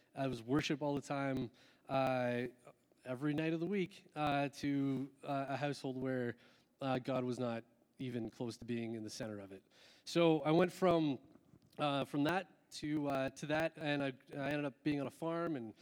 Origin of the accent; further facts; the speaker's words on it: Ontario, Canada; moved away; I'm originally from Ontario